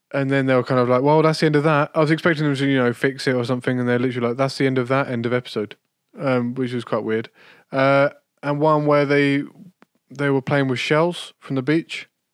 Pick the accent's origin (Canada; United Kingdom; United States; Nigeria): United Kingdom; as a Brit